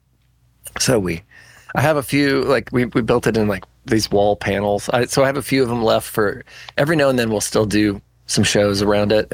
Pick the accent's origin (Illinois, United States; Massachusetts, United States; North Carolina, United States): Illinois, United States; Normal; moved away; from Normal, Illinois